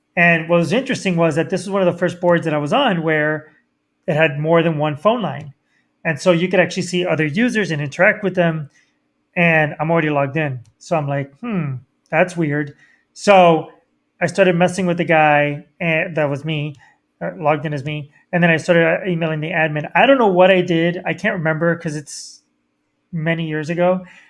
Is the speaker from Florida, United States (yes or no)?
yes; Miami, Florida, United States; I grew up in Miami